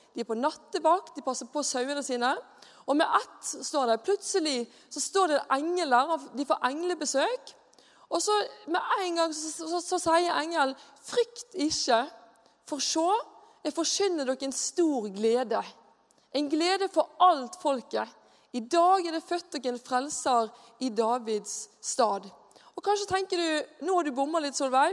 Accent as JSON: {"language": "Norwegian", "town": "Bergen", "region": "Vestland", "country": "Norway", "moved": "yes", "lives_now": "Mosjøen, Norway", "said": "Jeg er bergenser"}